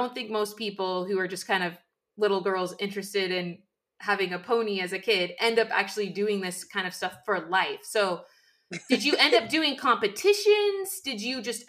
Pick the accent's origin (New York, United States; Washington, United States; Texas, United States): Washington, United States; Western; now in Idaho, United States; I live in Idaho now, but I grew up in Washington, okay. Western Washington.